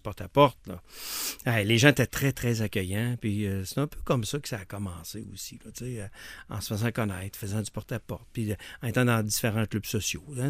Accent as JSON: {"language": "French", "town": "Lévis", "region": "Quebec", "country": "Canada", "said": "je viens de Lévis"}